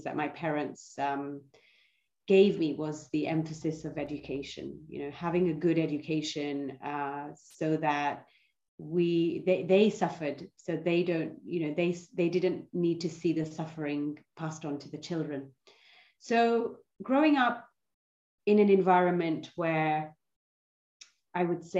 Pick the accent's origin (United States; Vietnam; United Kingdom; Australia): United Kingdom; London; I was born in London, and my parents, so I have an Indian heritage.